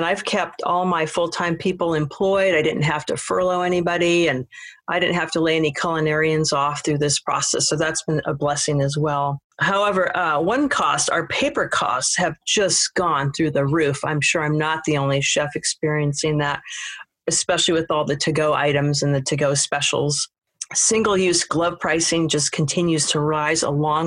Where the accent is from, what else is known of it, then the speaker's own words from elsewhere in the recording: Seattle, Washington, United States; moved away; also born or lived in Paris, France; I'm from Seattle, Washington